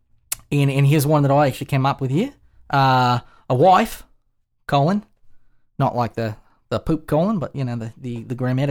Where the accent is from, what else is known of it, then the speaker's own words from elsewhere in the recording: Australia; which is very unlikely because I'm Australian and don't play with stingrays